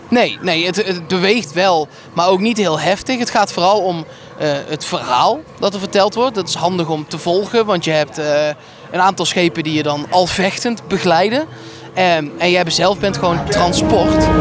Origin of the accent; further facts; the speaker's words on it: Netherlands; wij zijn Nederlanders